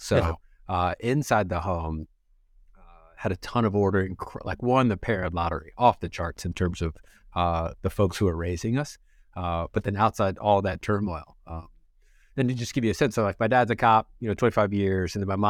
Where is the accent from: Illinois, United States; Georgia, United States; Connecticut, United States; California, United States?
California, United States; Watts; So I grew up in Watts, late 80s, early 90s, right?